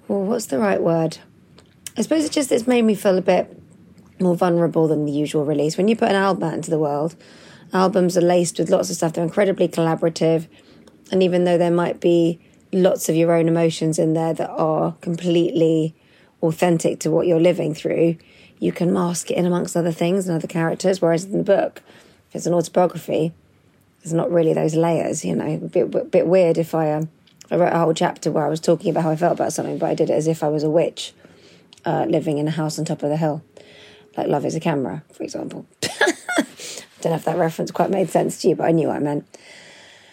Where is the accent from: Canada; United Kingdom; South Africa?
United Kingdom; here in the UK, growing up in the UK